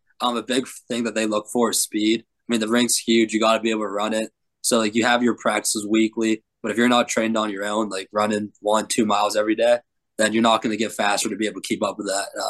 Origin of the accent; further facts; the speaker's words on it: Cranberry, Pennsylvania, United States; from Cranberry, Pennsylvania. Started playing deck hockey when I was like 6, 7 years old, at a YMCA, actually, in the gym.